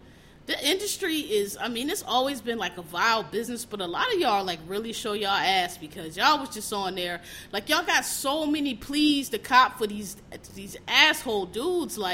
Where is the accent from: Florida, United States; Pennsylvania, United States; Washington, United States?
Pennsylvania, United States; Philadelphia; I'm from Philadelphia, born and raised